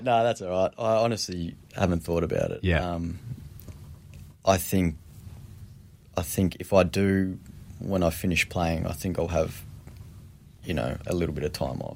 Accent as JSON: {"language": "English", "town": "Epping", "region": "Victoria", "country": "Australia", "tie": "born or raised there", "said": "where we grew up in Epping, literally the end of the street"}